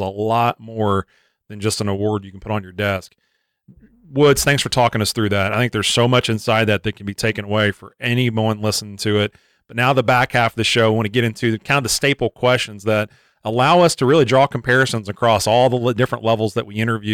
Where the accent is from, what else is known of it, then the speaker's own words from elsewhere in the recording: Frankfort, Kentucky, United States; growing up in Frankfort, right next door to Lexington